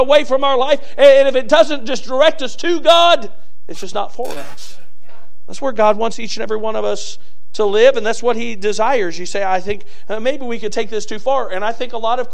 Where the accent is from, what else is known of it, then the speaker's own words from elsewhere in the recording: United States; being an American